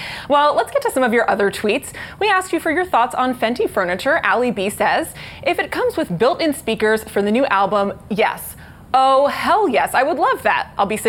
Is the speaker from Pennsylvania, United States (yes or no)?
yes; Philadelphia, Pennsylvania, United States; now in Brooklyn, United States; I'm a born and raised Philadelphian. Philadelphia will always have my heart. That will always be my number one home, even though I live in Brooklyn now.